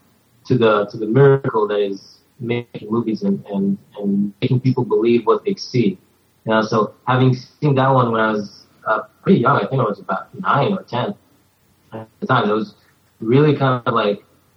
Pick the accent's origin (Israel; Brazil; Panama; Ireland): Israel; Jerusalem, Jerusalem District; moved away as an adult; now in United States; I grew up in Israel until I only came to the U.S. about 2.5 years ago.